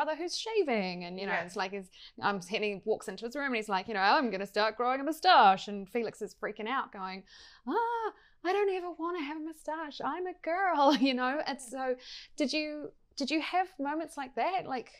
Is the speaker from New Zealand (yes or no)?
yes; South Island, New Zealand; I grew up in South Island